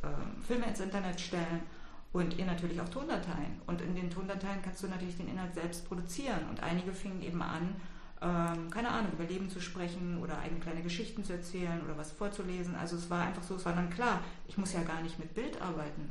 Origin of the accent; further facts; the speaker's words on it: Berlin, Germany; ich bin ja in Westberlin aufgewachsen